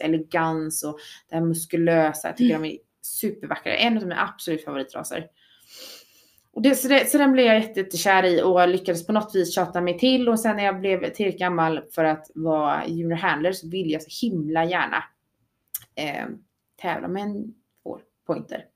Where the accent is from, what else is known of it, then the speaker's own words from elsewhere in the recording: Sweden; vi svenskar